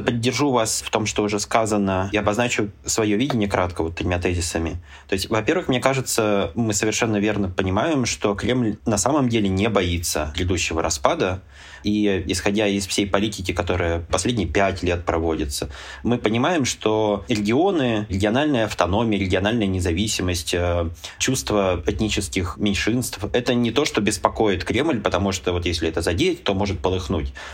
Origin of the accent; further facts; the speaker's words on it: Urals, Russia; мы же все уральцы